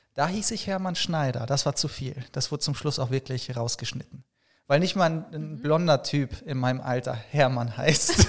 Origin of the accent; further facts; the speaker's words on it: Paderborn, North Rhine-Westphalia, Germany; moved away as an adult; now in Cologne, Germany; gebürtig aus Paderborn und äh, wohne seit acht Jahren jetzt in Köln